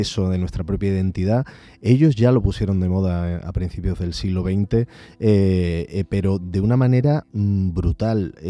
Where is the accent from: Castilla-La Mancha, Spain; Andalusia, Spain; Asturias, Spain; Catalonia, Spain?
Andalusia, Spain; nosotros como, cultura andaluces